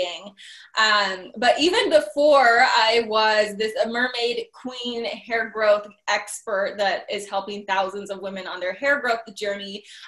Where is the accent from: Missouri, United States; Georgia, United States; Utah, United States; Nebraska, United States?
Utah, United States; also born or lived in California; I'm from Utah.